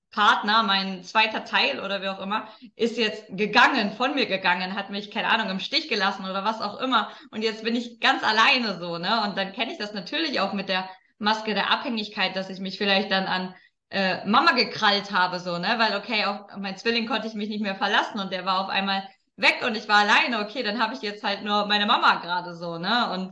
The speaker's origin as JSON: {"language": "German", "region": "Lower Saxony", "country": "Germany", "tie": "born or raised there", "said": "Also ich habe eine Zeit lang äh, in Köln gewohnt und meine Heimat ist das Emsland, also das ist ja jetzt nicht nebenan."}